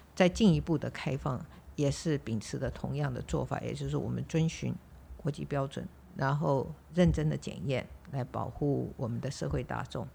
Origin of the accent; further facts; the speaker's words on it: Taiwan; 我们在台湾长大